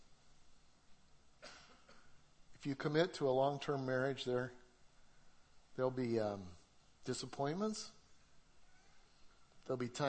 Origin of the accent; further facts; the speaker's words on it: Colorado, United States; moved away; Debbie and I, we're from Colorado